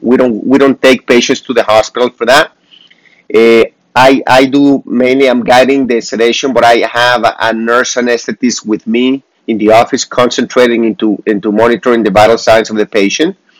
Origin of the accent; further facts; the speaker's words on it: Mexico; moved away; I am from Mexico.